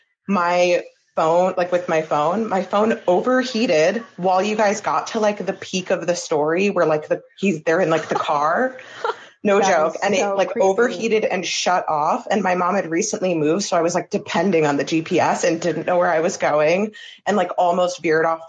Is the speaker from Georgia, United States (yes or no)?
no; New Jersey, United States; I'm also from New Jersey